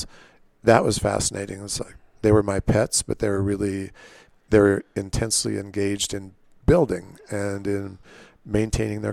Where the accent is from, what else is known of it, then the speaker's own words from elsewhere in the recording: Southern California, United States; also born or lived in Nebraska; now in Palisade, United States; we moved to Southern California.